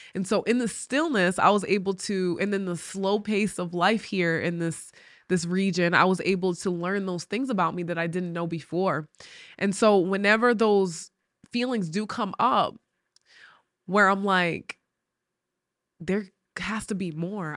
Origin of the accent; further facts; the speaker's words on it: Rhode Island, United States; moved away as an adult; now in West Virginia, United States; I grew up in New England, and it's the smallest state, Rhode Island, but it has a city vibe.